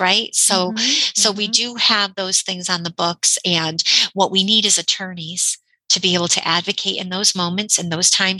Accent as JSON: {"language": "English", "region": "Connecticut", "country": "United States", "said": "I'm from Connecticut"}